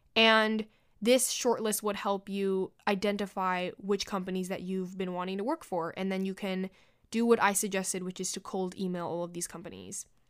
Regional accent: New York City, New York, United States; I was born and raised in New York City, and I plan to work, live, and take my very last breath here.

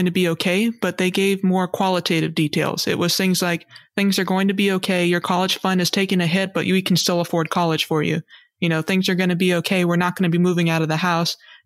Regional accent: Hawaii, United States; I was born and raised in Hawaii

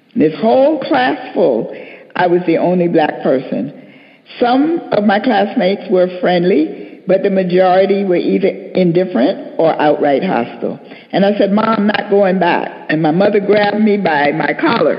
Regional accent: New York City, New York, United States; I was born and raised in New York City in an area called Harlem

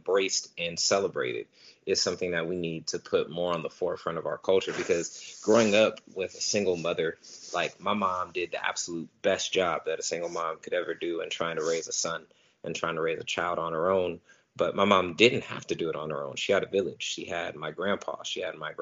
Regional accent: Stockton, California, United States; I am born and raised in Stockton, California. Still live here

